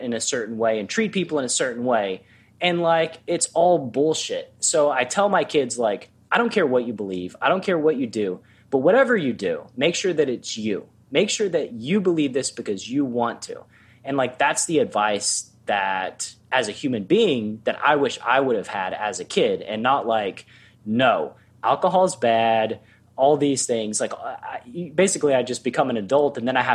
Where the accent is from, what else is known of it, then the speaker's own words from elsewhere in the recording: Tennessee, United States; moved away as an adult; also born or lived in Los Angeles; I grew up Baptist living in Tennessee